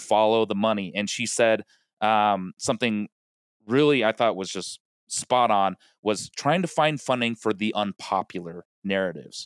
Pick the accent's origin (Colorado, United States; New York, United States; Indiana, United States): Colorado, United States; now in Los Angeles, United States; Rockies, like, I, I grew up watching them. They're, they're my hometown team